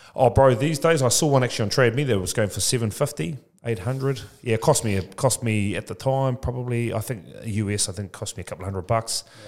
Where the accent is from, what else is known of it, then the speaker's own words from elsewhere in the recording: Tokoroa, Waikato, New Zealand; now in Papamoa, New Zealand; I'm from Tokoroa, born and bred Tokoroa